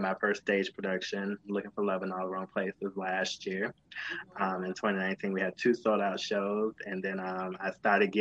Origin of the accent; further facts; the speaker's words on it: Virginia, United States; moved away as an adult; also born or lived in Washington, D.C. / Los Angeles; I was born in Washington, D.C., raised in Virginia